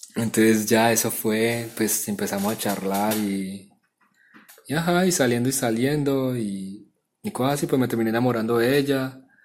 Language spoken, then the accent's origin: Spanish; Apartadó, Antioquia, Colombia; accent: half paisa; also born or lived in Bucaramanga; yo vengo de apartado, pero nací en Bucaramanga. Eh, tengo medio acento paisa por, la, por el municipio de apartado